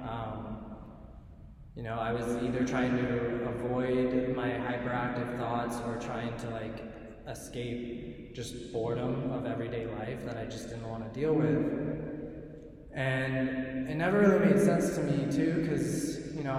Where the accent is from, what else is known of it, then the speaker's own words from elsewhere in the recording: Northern California, United States; I grew up in California, in Northern California, in a small suburb.